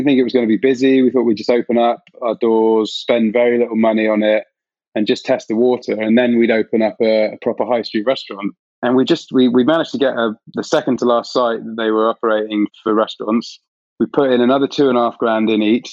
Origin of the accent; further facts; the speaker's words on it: West Country, South West England, United Kingdom; I'm from the West Country